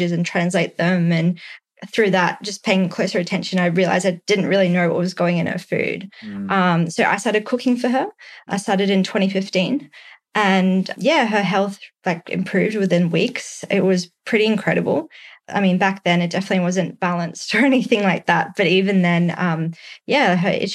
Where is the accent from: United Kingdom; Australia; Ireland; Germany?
Australia; also born or lived in San Francisco, United States; as an Australian